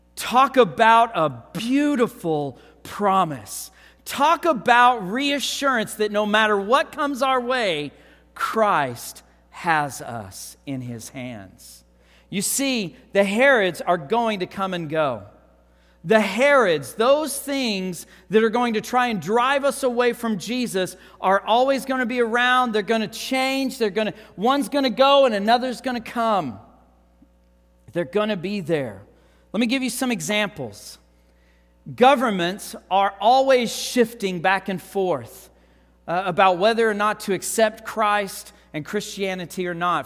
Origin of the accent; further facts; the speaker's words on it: Texas Panhandle, United States; also born or lived in Canyon, Texas; I grew up in the Texas Panhandle. If you're not sure where that's at, think Amarillo, Texas